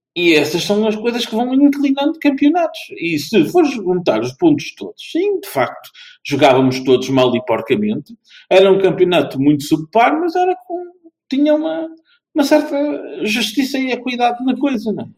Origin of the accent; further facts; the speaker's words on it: near Vila do Conde, Norte, Portugal; uma equipa que eu acompanho, aqui conterrânea, não, não exatamente da minha terra, mas ao lado.